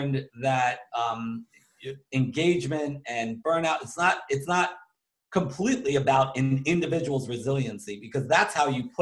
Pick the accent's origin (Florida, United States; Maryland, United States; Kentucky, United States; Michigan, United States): Maryland, United States; Baltimore; I'm from Baltimore, Maryland